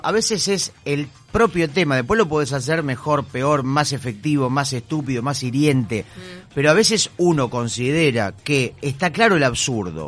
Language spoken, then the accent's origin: Spanish; Mar del Plata, Buenos Aires Province, Argentina; now in Buenos Aires, Argentina; Soy un mar platense que está instalado en Buenos Aires